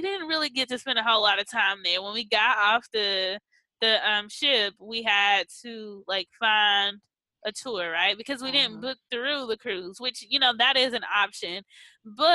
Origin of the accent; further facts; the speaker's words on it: Mississippi, United States; moved away; also born or lived in New Orleans; I'm from Mississippi originally